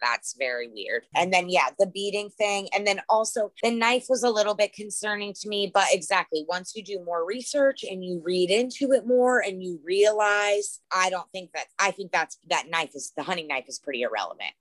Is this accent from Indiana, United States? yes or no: no; Lake Mack, Florida, United States; growing up in Lake Mack, Florida